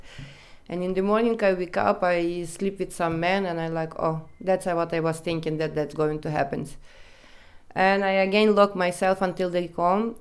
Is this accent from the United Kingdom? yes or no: no; Ukraine; English is a second language; moved away as an adult; now in Netherlands; I come from Ukraine, but I'm not going to say exactly the place where I come from, but yeah, I come from Ukraine.